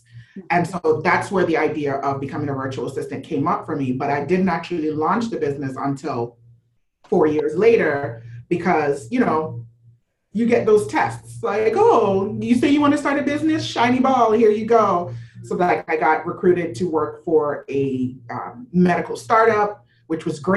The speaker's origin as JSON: {"language": "English", "country": "Jamaica", "tie": "born or raised there", "also_born_or_lived": "Florida / New York", "moved": "yes", "lives_now": "South Florida, United States", "said": "I'm born and raised in Jamaica, moved to Florida, then moved to New York for 10 years"}